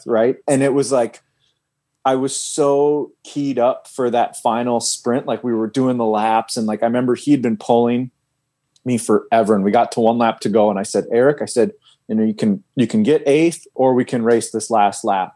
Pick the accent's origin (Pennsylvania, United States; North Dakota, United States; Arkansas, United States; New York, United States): North Dakota, United States; Fargo; moved away; I'm from Fargo, North Dakota